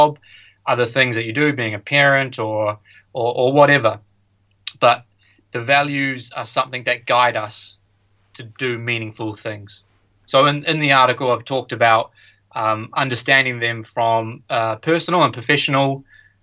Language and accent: English; New Zealand; moved away as an adult; also born or lived in United States; I grew up playing all sports in New Zealand